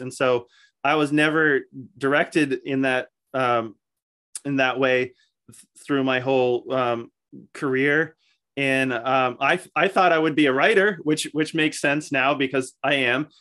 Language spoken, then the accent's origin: English; Falls Church, Virginia, United States; born or raised there; moved away as an adult; also born or lived in Pennsylvania